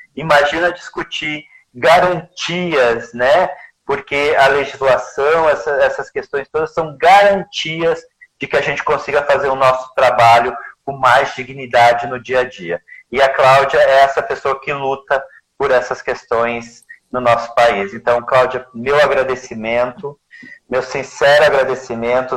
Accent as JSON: {"language": "Portuguese", "region": "Rio Grande do Sul", "country": "Brazil", "accent": "gaúcho", "said": "o meu sotaque né, é gaúcho"}